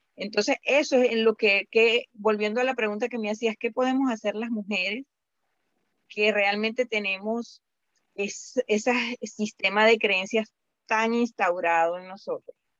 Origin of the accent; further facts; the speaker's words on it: Venezuela; now in Indianapolis, United States; yo soy venezolana